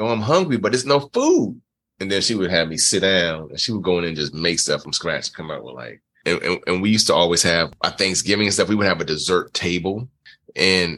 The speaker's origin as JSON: {"language": "English", "area": "Prince George's County", "region": "Maryland", "country": "United States", "tie": "born or raised there", "also_born_or_lived": "Nassau, Bahamas", "said": "I grew up in Prince George's County, Maryland."}